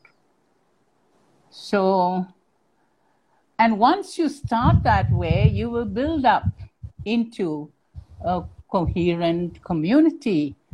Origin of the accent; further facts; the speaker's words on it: Singapore; I truly felt like a Singaporean, that I am a Singaporean.